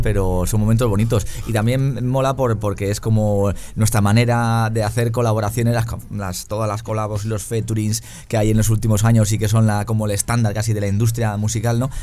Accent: Tres Cantos, Community of Madrid, Spain; en la ciudad en la que crecimos nosotros, en Tres Cantos, eh, muy cerquita de Madrid

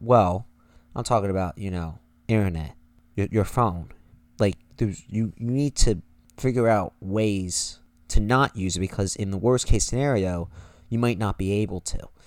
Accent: United States; we are American.

